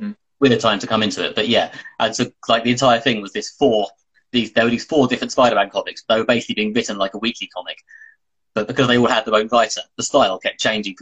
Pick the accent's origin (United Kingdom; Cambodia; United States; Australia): United Kingdom; the British guy